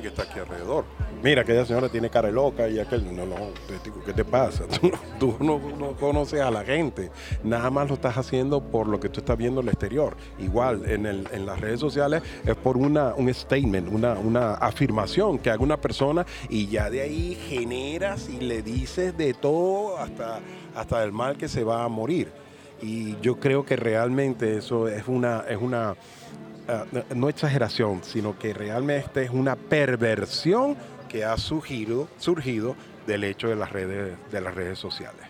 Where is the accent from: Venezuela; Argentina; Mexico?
Venezuela; now in Spain; una cosa que es rica que se come en mi país, cachito de jamón